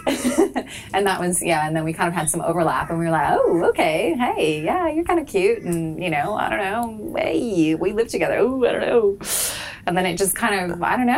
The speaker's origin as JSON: {"language": "English", "region": "Idaho", "country": "United States", "moved": "yes", "lives_now": "Australia", "said": "I'm actually from Idaho originally"}